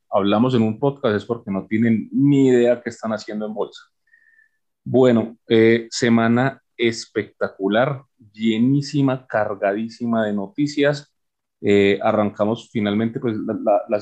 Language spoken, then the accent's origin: Spanish; Colombia; como buenos colombianos, en los últimos dos días se llenó la aceptación